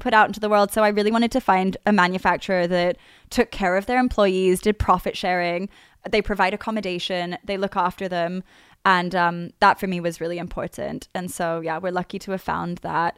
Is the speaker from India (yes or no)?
no; Australia; moved away as an adult; now in London, United Kingdom; I was doing high school in Australia.